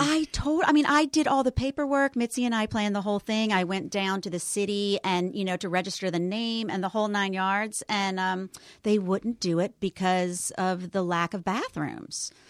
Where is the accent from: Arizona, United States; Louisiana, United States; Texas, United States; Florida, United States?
Louisiana, United States; New Orleans; moved away; I am raised in the 70s, but raised in the southern New Orleans 70s